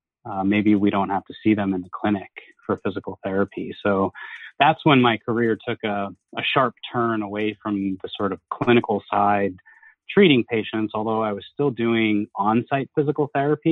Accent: Huntington Station, New York, United States; also born or lived in Boston; I was born in Huntington. I grew up in Huntington Station on Long Island in New York.

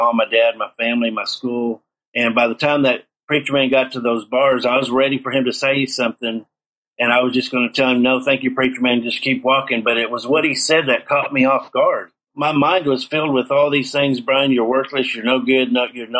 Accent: Seminole, Oklahoma, United States; my hometown of Seminole, Oklahoma

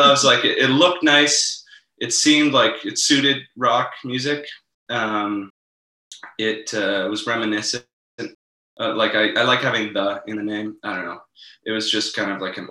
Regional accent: Victoria, British Columbia, Canada; moved away as an adult; now in Toronto, Canada; I moved from to Toronto from Victoria, BC. That's where I'm originally from.

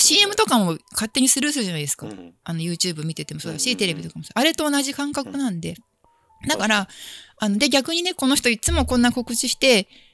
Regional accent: Chiba, Japan; 千葉出身

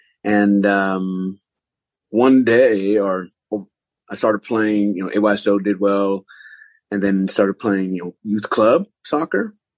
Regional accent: Palmdale, California, United States; I really born and raised in Southern California, a place called Palmdale, Lancaster, in Antelope Valley. It's an area really interesting. The area is kind of a suburb of Los Angeles, obviously, but it's like a desert area

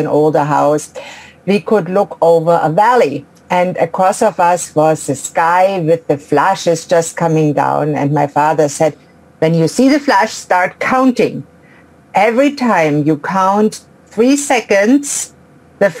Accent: Ulm, Baden-Württemberg, Germany; moved away; I grew up in Ulm in Germany, a small suburb actually of Ulm

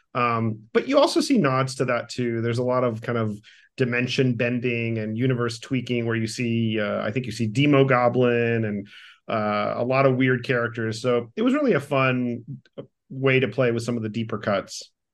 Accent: Miami, Florida, United States; as a Cuban American kid, like, growing up in Miami

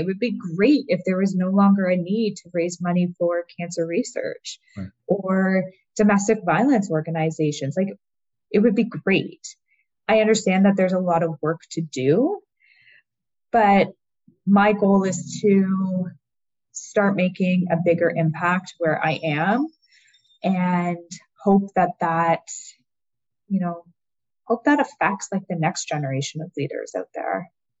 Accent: Canada; So I'm Canadian.

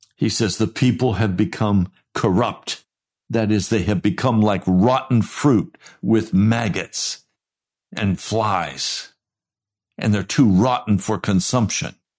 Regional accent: United States; I'm an American

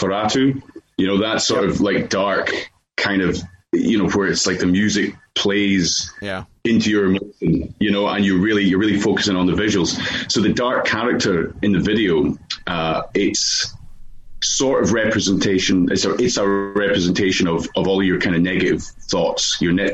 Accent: Dumfries and Galloway, Scotland, United Kingdom; growing up in Scotland in Dumfries and Galloway

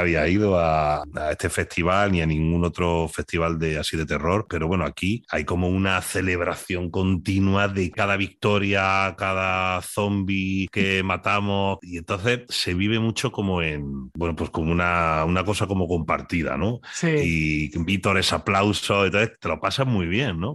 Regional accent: Spain; accent: Spanish; mi acento español

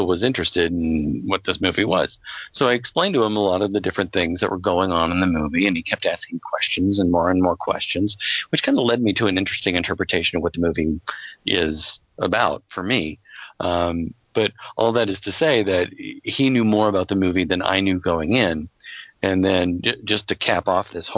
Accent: Colorado, United States; I was growing up in Colorado

